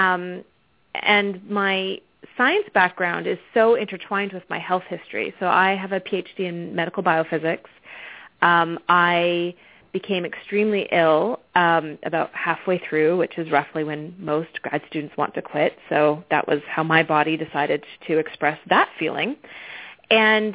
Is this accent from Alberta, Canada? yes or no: no; Victoria, British Columbia, Canada; accent: Canadian twang; moved away as an adult; also born or lived in Arizona; now in Atlanta, United States; I'm actually Canadian. I grew up on the west coast of Canada.